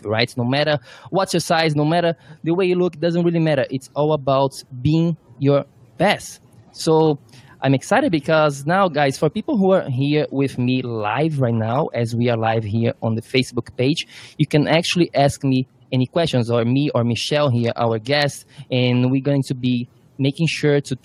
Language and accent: English; Brazil; now in New York, United States; I'm from Brazil.